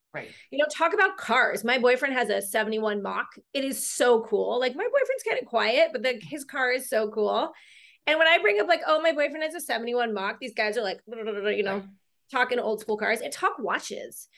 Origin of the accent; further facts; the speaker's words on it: Long Beach, California, United States; also born or lived in China / Costa Rica; I'm from Long Beach, California.